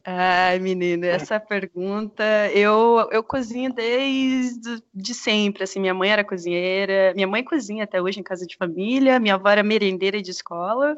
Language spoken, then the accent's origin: Portuguese; Mato Grosso do Sul, Brazil; eu sou do Mato Grosso do Sul